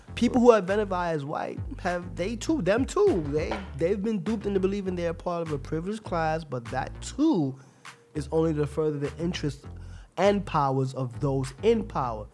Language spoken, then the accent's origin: English; New York City, New York, United States; I'm a New Yorker. I've been living here for what the last what twenty something years of my life